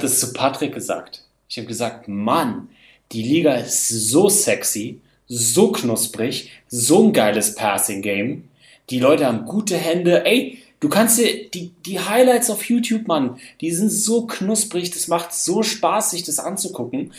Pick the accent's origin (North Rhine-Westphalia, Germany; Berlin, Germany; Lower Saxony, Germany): Berlin, Germany; ich bin Berliner